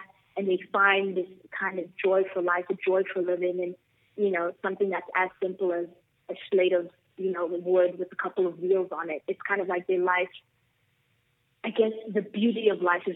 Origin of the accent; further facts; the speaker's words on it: South Africa; I'm born and raised in South Africa.